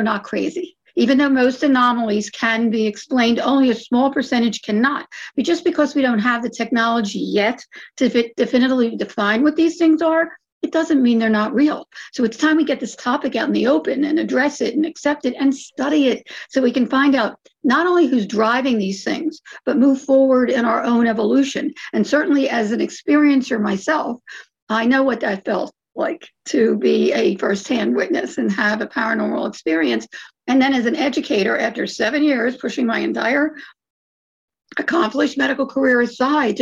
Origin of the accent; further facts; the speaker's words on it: Philadelphia, Pennsylvania, United States; now in Phoenix, United States; We're from Philadelphia.